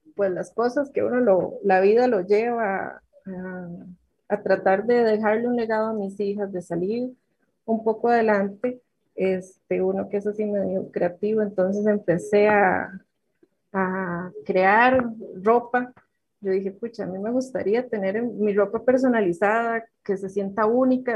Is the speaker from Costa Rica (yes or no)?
yes; Sarchí, Alajuela, Costa Rica; also born or lived in Grecia, Costa Rica / Nandayure, Costa Rica; soy de Sarchi, eh, nací, nací en Grecia, mis padres son griegos, pero mis raíces son sarchiseños